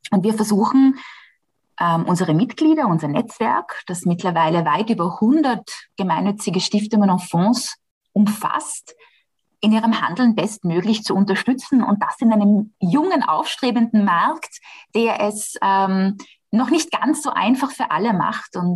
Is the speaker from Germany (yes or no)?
no; Austria; ist das bei uns in Österreich gar nicht so.